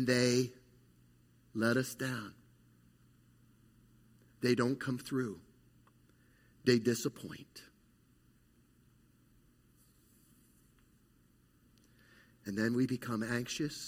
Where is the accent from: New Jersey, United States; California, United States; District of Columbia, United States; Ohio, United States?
New Jersey, United States; Califon; I grew up in Northwest New Jersey in a little community called Califon, population 700, maybe 800